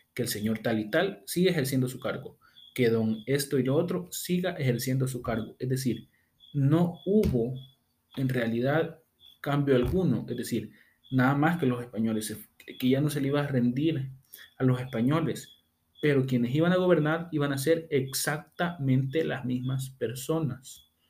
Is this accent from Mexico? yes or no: no; El Salvador; yo como buen salvadoreño